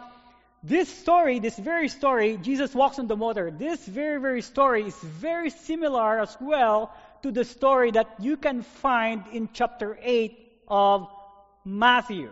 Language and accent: English; Philippines; now in North Dakota, United States; I have experienced lots of storms in my life growing up in the Philippines